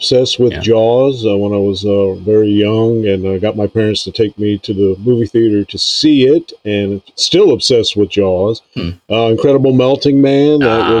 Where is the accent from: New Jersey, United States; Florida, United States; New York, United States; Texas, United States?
Florida, United States; Lake Worth; moved away; I was born in, Lake Worth, Florida. Okay. And, grew up there and, that's where pretty much I stayed the first 30 years of my adult life down in Florida.